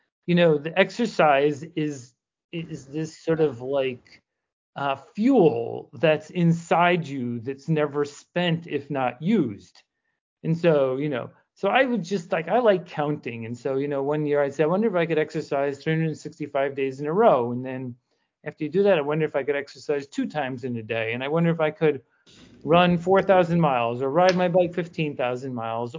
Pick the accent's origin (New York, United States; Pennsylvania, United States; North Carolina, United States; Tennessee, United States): New York, United States; New York City; I spent a lot of my life growing up in the Bronx